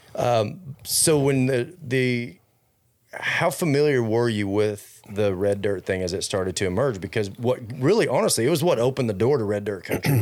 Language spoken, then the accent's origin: English; Fort Worth, Texas, United States; I grew up in Fort Worth